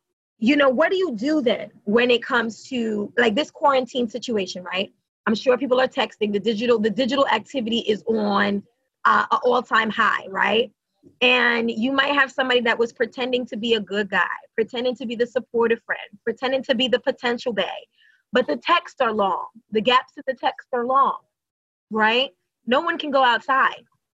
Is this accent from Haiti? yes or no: yes; Haiti; I'm from Haitian.